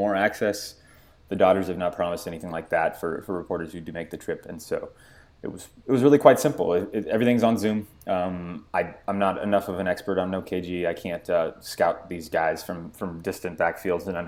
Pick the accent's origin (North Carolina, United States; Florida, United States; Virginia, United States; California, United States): California, United States; Santa Clarita; my hometown of Santa Clarita, California